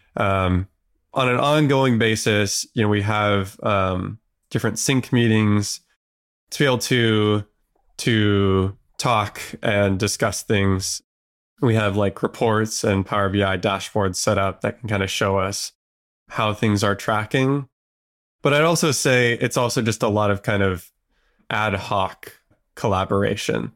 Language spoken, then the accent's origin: English; Southern California, United States; I grew up in Southern California